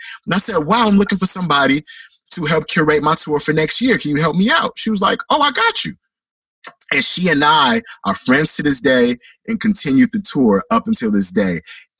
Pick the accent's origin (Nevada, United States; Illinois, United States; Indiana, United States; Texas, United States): Illinois, United States; Chicago; accent: Chicago; yo, you sound like you got a Chicago accent. You from the States? And I'm like, yeah, I'm from the Shy.